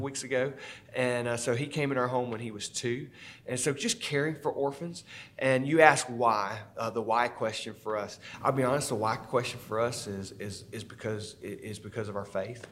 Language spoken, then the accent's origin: English; Statesboro, Georgia, United States; I grew up here in Statesboro